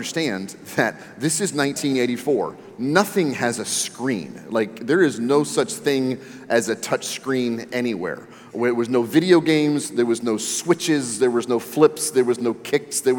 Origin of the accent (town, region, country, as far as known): Maryland, United States; born or raised there